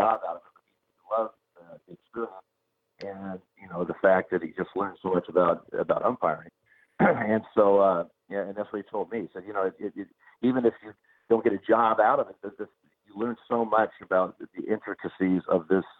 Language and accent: English; Eugene, Oregon, United States; I grew up in Eugene, Oregon.